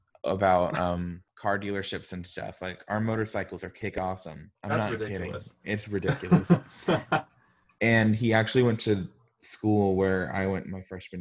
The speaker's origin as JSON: {"language": "English", "region": "Arkansas", "country": "United States", "said": "I'm from Arkansas."}